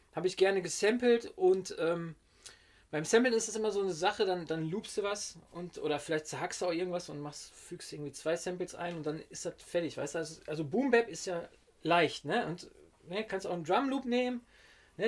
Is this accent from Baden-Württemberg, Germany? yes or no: no; Witten, North Rhine-Westphalia, Germany; ich komme ja aus Witten zwar, aber noch so ein kleines Dörfchen noch davor